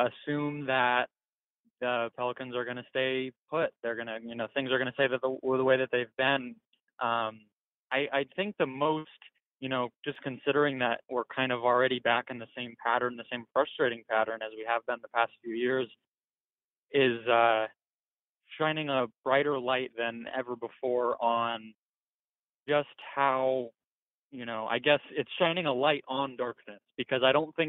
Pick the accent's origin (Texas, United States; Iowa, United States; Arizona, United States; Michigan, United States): Arizona, United States; Phoenix; I'm from Phoenix originally, well, still in Phoenix